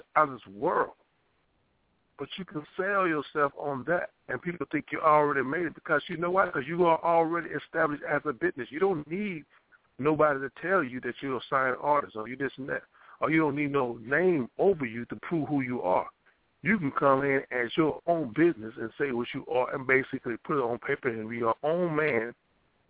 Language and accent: English; Louisiana, United States; moved away as an adult; when I came up here from Louisiana